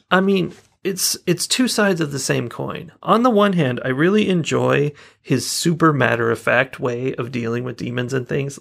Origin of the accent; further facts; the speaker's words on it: California, United States; I'm from California